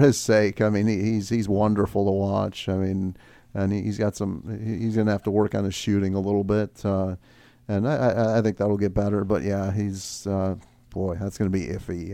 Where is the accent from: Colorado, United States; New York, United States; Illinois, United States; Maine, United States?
Illinois, United States; Chicago; I'm from Chicago